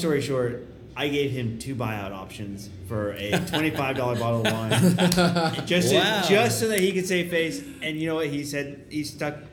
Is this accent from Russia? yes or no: no; Perth, Western Australia, Australia; we as Perthians, Perthanites